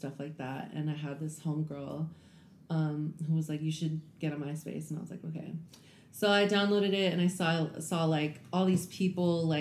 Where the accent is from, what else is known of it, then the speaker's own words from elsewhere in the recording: Compton, California, United States; moved away as an adult; also born or lived in Houston; I grew up in Compton